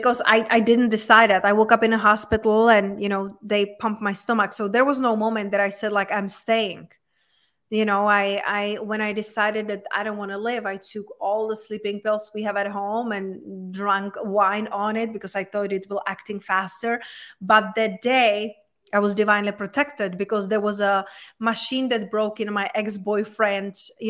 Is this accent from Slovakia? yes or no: no; Czechia; moved away as an adult; also born or lived in London, United Kingdom / Spain; now in United States; So I was raised and born in Czech Republic, in very small town in Czech Republic. But then when I was 20, I just, you know, got on the traveling and I moved to London, I moved to Spain.